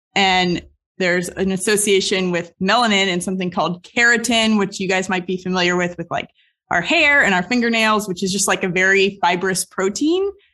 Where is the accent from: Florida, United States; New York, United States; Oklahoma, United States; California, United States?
Florida, United States; Southeast; Growing up in Southeast Florida